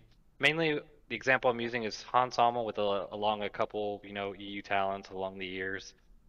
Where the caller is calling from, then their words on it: Gulf Shores, Alabama, United States; I'm calling from Gulf Shores, Alabama.